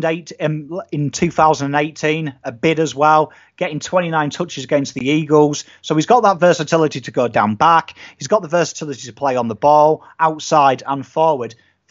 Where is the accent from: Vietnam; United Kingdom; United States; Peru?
United Kingdom; England; being English